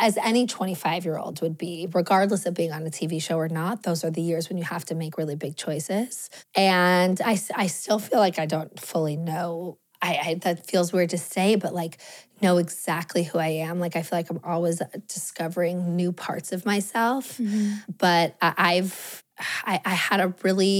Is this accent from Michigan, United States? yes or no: no; Los Angeles, California, United States; I grew up in Los Angeles.